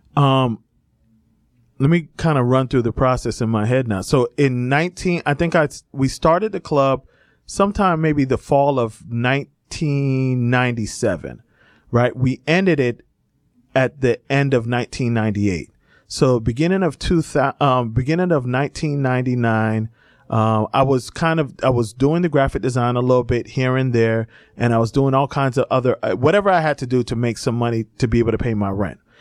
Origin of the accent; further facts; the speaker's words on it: Miami, Fort Lauderdale area, South Florida, United States; moved away; I grew up in South Florida, in, uh, Miami, uh, Fort Lauderdale area